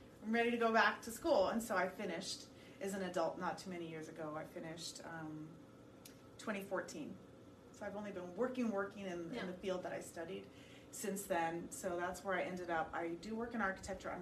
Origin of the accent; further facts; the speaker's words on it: Fremont, California, United States; also born or lived in Oakland, California; I grew up in Fremont, Bay Area, East Bay